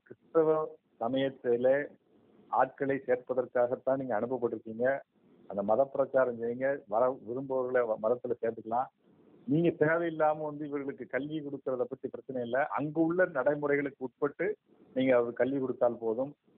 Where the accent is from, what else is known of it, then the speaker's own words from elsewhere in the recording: Kazhugumalai, Tamil Nadu, India; நான் கழுகுமலை ஊர்ல தான் பிறந்தேன்